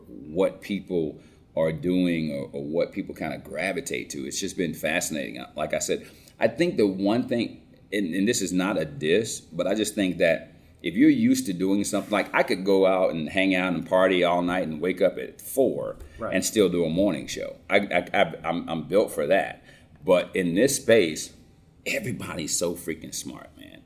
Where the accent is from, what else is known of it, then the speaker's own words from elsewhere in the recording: Cobb County, Georgia, United States; I grew up in Cobb County